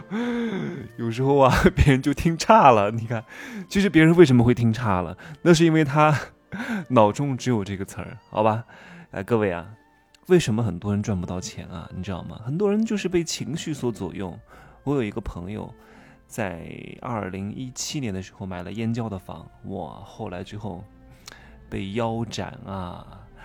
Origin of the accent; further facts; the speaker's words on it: Wuhu, Anhui, China; moved away as an adult; 我是从那儿出生和长大的，啊，十八岁之前都在这个地方， 我家人也都在这个地方